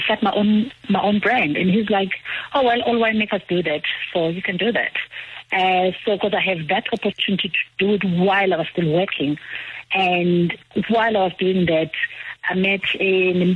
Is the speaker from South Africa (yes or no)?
yes; KwaZulu-Natal, South Africa; moved away as an adult; also born or lived in Stellenbosch; I'm from KwaZulu-Natal